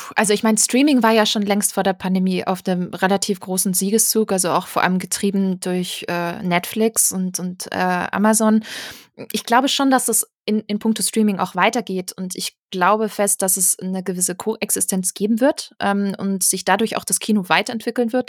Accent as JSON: {"language": "German", "area": "Stuttgart area", "region": "Baden-Württemberg", "country": "Germany", "said": "Ich komme aus der Ecke Stuttgart"}